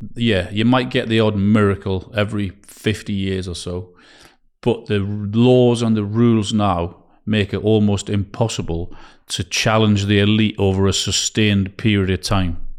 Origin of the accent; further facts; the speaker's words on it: Newcastle upon Tyne, North East England, United Kingdom; I'm from Newcastle